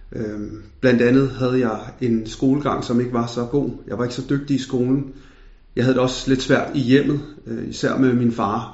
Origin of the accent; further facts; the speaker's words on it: Denmark; Jeg følte ikke, at jeg blev øh, accepteret som dansk